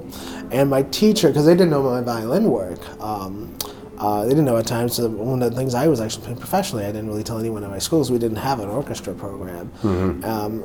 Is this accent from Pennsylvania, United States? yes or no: no; Madison, Ohio, United States; now in New Orleans, United States; I was born in a small town called Madison, Ohio, about, I don't know, like 45 miles east of Cleveland.